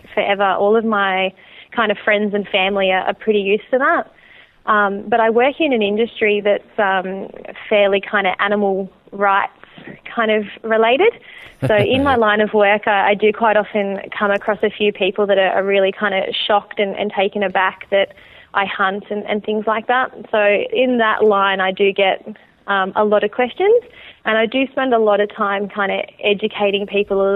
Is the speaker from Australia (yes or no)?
yes; Geelong, Victoria, Australia; I'm from Geelong, Victoria, which is kind of about an hour south of Melbourne